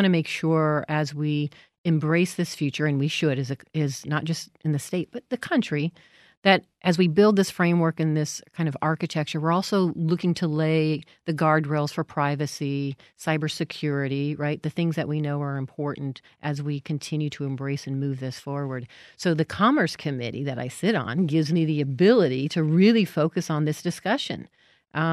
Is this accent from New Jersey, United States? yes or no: no; Las Vegas, Nevada, United States; I was born and raised in Las Vegas.